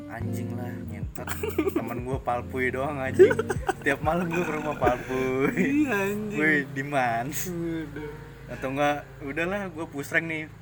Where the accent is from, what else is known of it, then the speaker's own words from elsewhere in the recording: South Jakarta, Jakarta, Indonesia; aku dari Jakarta Selatan